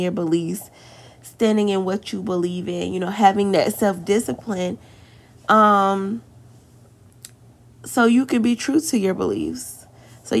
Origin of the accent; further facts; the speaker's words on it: the South, United States; accent: country; I'm from the South